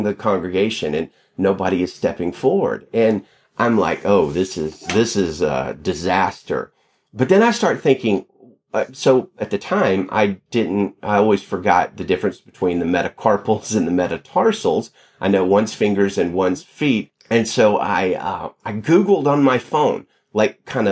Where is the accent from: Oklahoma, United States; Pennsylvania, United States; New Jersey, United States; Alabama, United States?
Alabama, United States; moved away as an adult; also born or lived in Pinson, Alabama; now in Salinas, United States; I grew up in Alabama, lived in Alabama in the South all my life until just about 4 years ago when I moved out here to pastor a church in Salinas